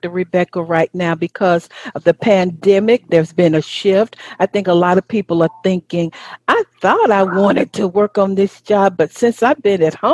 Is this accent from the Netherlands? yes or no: no; United Kingdom; accent: English; also born or lived in Wales; now in Mexico City, Mexico; Originally from the UK.